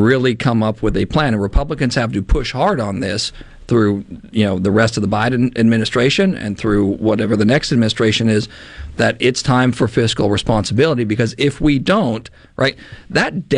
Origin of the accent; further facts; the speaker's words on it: Canada; now in United States; I grew up in Canada, and I grew up in a debt crisis